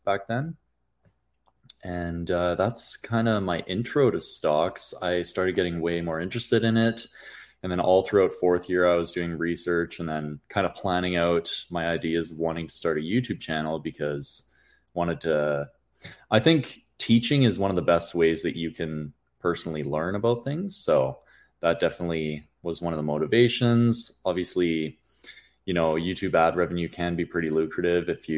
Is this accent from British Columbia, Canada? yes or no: yes; Kelowna, British Columbia, Canada; moved away as an adult; also born or lived in Alberta; I ended up growing up in Kelowna, British Columbia